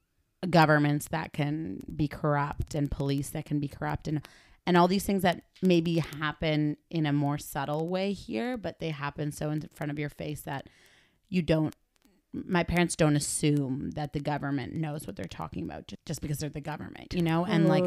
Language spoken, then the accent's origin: English; Argentina; I remember being a kid and being like, oh yeah, I'm from Argentina.